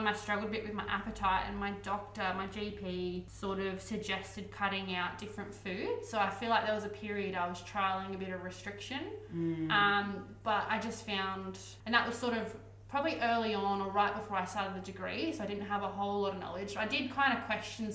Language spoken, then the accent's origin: English; Newcastle, New South Wales, Australia; I grew up in Newcastle, where you guys are